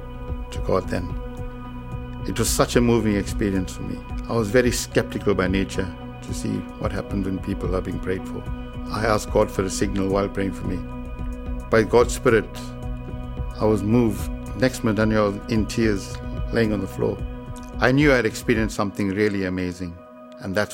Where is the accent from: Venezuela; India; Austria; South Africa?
South Africa; moved away as an adult; now in United Kingdom; I grew up in South Africa